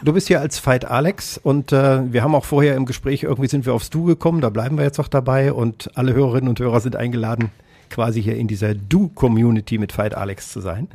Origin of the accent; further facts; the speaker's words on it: Kassel, Hesse, Germany; das Krankenhaus, in dem ich in Kassel geboren äh, worden bin, wurde nach mir geschlossen